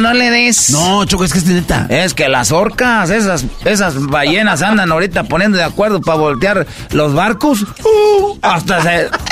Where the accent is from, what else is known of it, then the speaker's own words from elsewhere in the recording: Mexico; moved away; yo soy mexicano